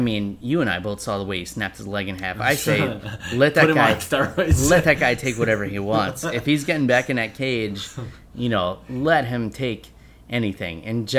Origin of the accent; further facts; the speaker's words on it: New York, United States; you and I both are born and raised in New York